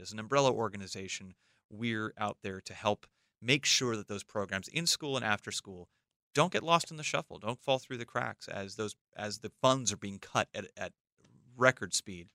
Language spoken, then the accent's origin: English; Los Angeles, California, United States; I grew up in Los Angeles